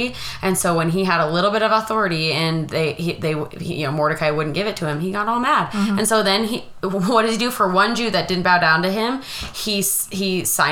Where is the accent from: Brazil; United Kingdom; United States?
United States; I'm so American.